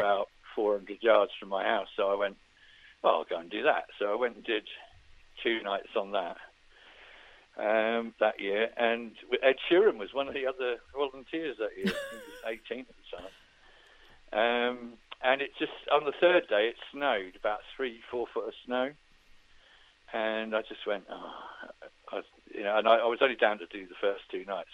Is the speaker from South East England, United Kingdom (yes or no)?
yes; Farnborough, South East England, United Kingdom; me growing up in Farnborough